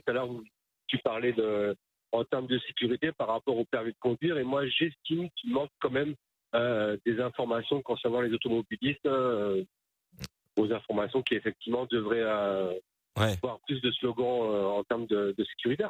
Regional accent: Toulouse region, Occitania, France; Je suis de la région de Toulouse.

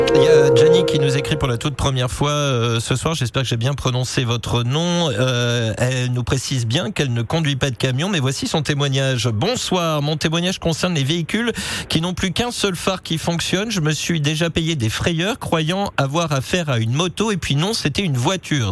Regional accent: the Nord, Hauts-de-France, France; comme on dit chez moi dans le Nord

